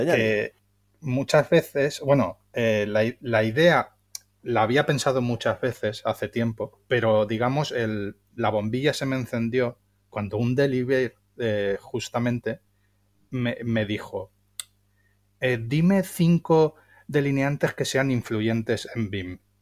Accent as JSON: {"language": "Spanish", "town": "Valencia", "region": "Valencian Community", "country": "Spain", "said": "soy de Valencia"}